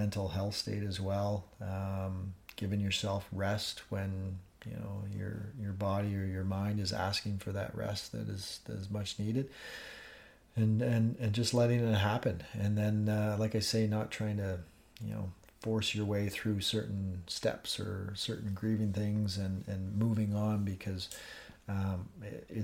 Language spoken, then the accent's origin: English; Northern Ontario, Canada; moved away; I grew up in Northern Ontario, and have a great network of friends back home.